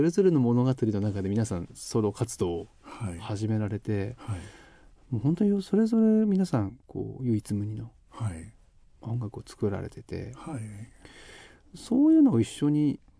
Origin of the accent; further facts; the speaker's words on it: Yamanashi, Japan; moved away as an adult; 自分がこう生まれ育った山梨かなっていうのがあって。はいはいえー18高校卒業までなんですけど